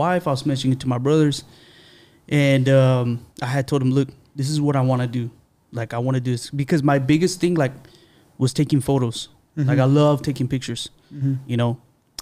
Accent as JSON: {"language": "English", "town": "San Antonio", "region": "Texas", "country": "United States", "tie": "born or raised there", "said": "I grew up here. I grew up on the Southside"}